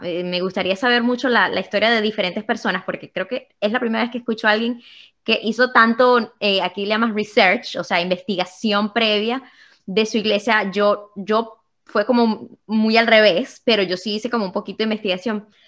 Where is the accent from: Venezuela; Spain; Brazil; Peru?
Venezuela; moved away; después que salí de Venezuela